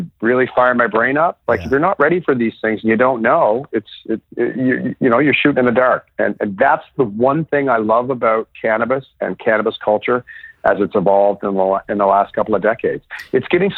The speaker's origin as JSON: {"language": "English", "town": "Saint John", "region": "New Brunswick", "country": "Canada", "tie": "born or raised there", "also_born_or_lived": "Sussex, New Brunswick", "moved": "yes", "said": "I grew up in St. John, New Brunswick"}